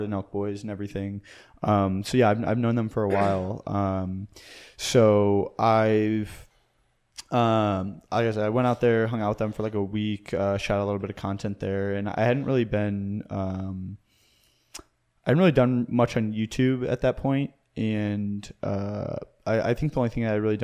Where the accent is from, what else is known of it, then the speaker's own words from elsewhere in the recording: Missouri, United States; moved away; I'm from Missouri originally, and we have this lake called Lake of the Ozarks out there